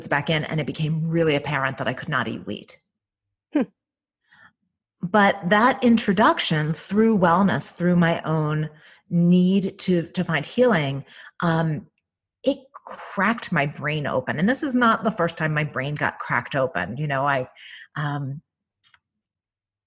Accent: Northeast, United States; also born or lived in Ireland; I was raised in the Northeast

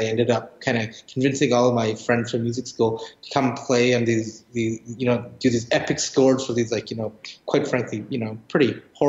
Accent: Edmonton, Alberta, Canada; moved away; for the Young Composers Project in Edmonton with the Edmonton Symphony Orchestra. That's where I grew up in Canada.

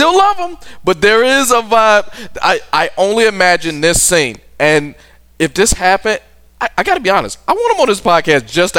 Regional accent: Detroit, Michigan, United States; I'm from Detroit.

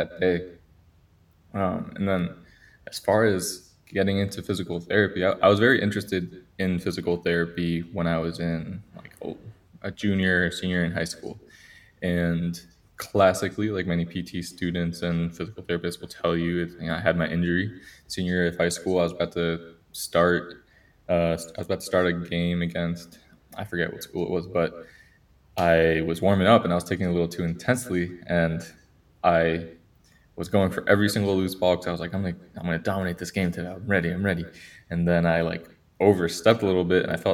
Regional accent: New Jersey, United States; also born or lived in Colombia; So born in Colombia, came to the U.S. when I was 6 years old. My parents and I, we moved to New Jersey

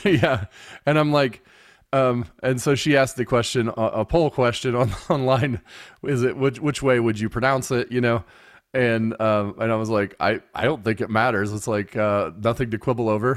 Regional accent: United States; I'm an American

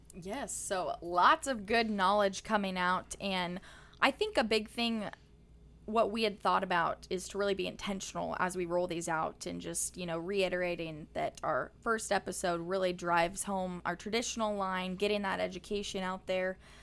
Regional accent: Kearney, Nebraska, United States; my hometown of Kearney, Nebraska

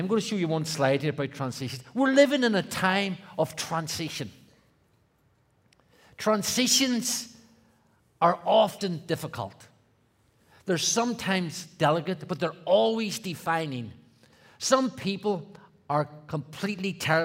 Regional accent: Belfast, Northern Ireland, United Kingdom; I grew up in Belfast, Northern Ireland

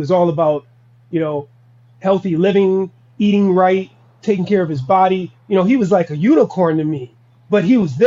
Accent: Minnesota, United States; also born or lived in Wichita, Kansas

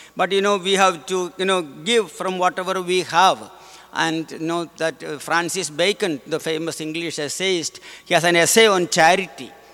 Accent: India; moved away; I am from India

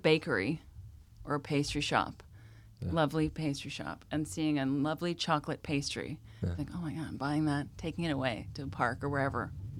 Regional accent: Halifax, Nova Scotia, Canada; born there; I was born in Halifax, Nova Scotia.

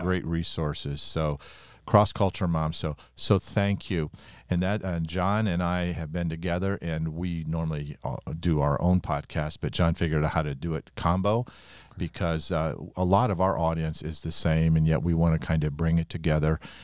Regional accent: United States; I'm an American, born in America, minister in America

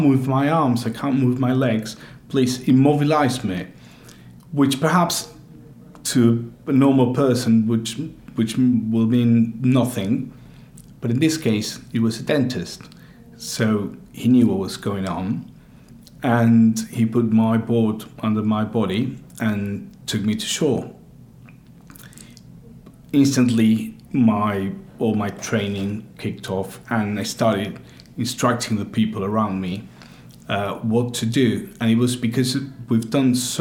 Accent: Argentina; now in United Kingdom; I'm from Argentina.

